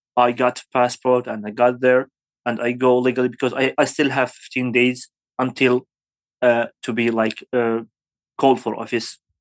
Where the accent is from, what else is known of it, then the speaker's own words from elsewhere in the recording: Syria; English is a second language; moved away as an adult; also born or lived in Aleppo, Syria; now in Kurdistan Region, Iraq; I'm from Syria